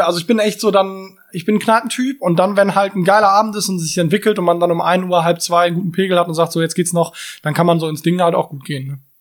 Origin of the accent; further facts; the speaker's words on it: Cologne, North Rhine-Westphalia, Germany; ich bin ähm, in Löwenich groß geworden